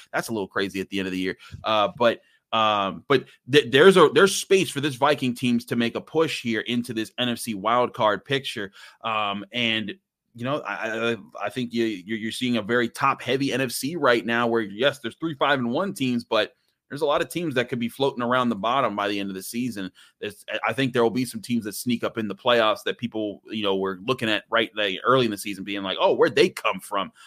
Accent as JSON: {"language": "English", "town": "Pittsburgh", "region": "Pennsylvania", "country": "United States", "tie": "born or raised there", "also_born_or_lived": "Cheyney University, near Philadelphia", "said": "I grew up in Pittsburgh"}